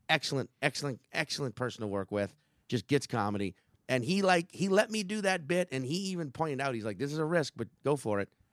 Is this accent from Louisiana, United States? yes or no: yes; New Orleans, Louisiana, United States; I'm a New Orleanian